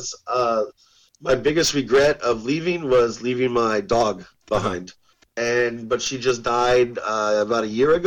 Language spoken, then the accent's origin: English; Houston, Texas, United States; moved away as an adult; also born or lived in Denton, Texas; now in Spain; I was born in Houston. Uh-huh. And that was my home base